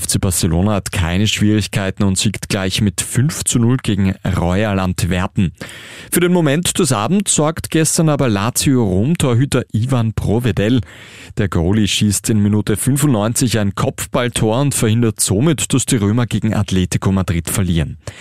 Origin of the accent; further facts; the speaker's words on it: Austria; bei uns in Österreich